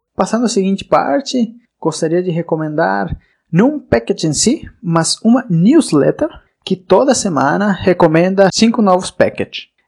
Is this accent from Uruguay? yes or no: yes; Uruguay; also born or lived in Florianópolis, Santa Catarina, Brazil; now in Spain; eu sou uruguaio de nascença, mas eu morei no Brasil por mais de sete anos, na cidade de Florianópolis, em Santa Catarina